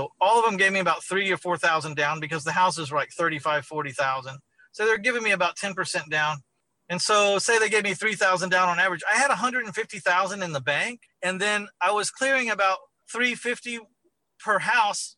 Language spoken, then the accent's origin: English; San Antonio, Texas, United States; my hometown of San Antonio, Texas